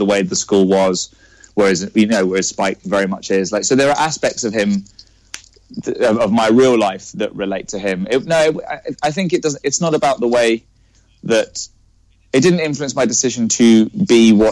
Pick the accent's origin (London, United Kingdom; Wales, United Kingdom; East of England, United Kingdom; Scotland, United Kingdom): East of England, United Kingdom; Cambridge; I'm from Cambridge